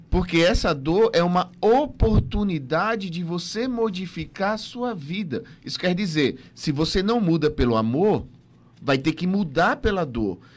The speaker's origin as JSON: {"language": "Portuguese", "region": "Northeast Region", "country": "Brazil", "tie": "born there", "said": "Eu nasci no Nordeste, eu nasci no Nordeste, mas me considero mais do Sul."}